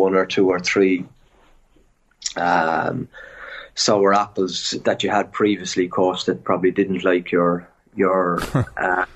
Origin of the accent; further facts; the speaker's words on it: Cork, Munster, Ireland; moved away as an adult; now in France; I'm 100% a Colchi. Yeah. I'm from Cork